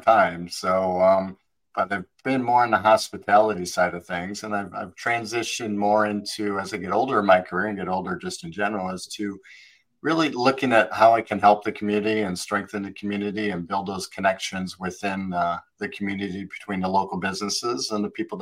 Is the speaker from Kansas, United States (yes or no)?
no; Wisconsin, United States; moved away; I was born in Wisconsin and got out of there as quickly as I could